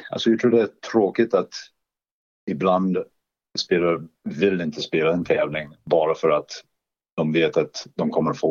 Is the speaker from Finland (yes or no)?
no; Canada; Swedish is a second language; moved away as an adult; now in Örebro, Sweden